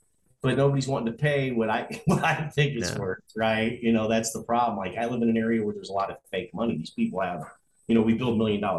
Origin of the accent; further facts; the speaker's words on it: Phoenix, Arizona, United States; moved away; I grew up in Phoenix when I was a teenager.